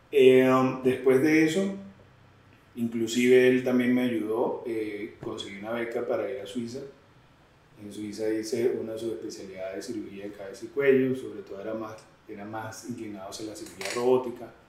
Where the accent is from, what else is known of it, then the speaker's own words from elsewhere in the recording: Venezuela; now in Colombia; llegué como venezolano. Eh, saqué mis visas de estudiante, estuve acá el tiempo de residencia